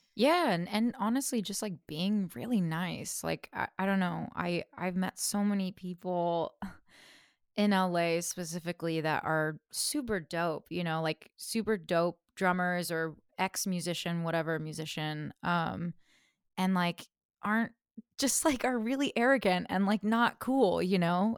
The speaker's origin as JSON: {"language": "English", "town": "Fresno", "region": "California", "country": "United States", "tie": "born or raised there", "said": "I grew up in Fresno, California, so middle of the state"}